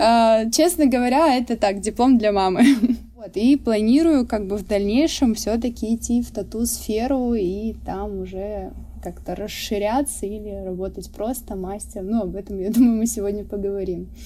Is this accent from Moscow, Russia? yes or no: no; Surgut, Khanty-Mansi Autonomous Okrug, Russia; экскурсии по моему родному городу исторические. Я из Сургута